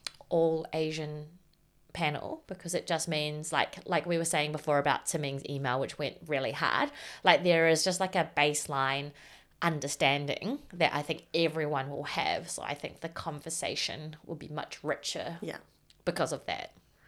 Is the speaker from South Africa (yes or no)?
no; Whanganui, Manawatū-Whanganui, New Zealand; Because I grew up in Whanganui. And, like, there are writers there.